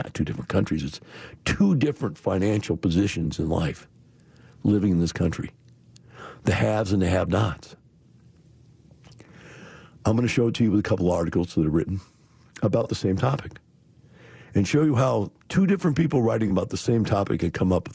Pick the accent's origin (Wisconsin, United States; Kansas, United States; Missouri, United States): Wisconsin, United States; Madison; I grew up in Madison, Wisconsin during the Vietnam War